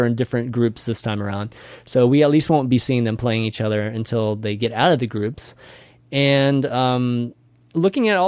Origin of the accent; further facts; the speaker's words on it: Austin, Texas, United States; I'm from Austin.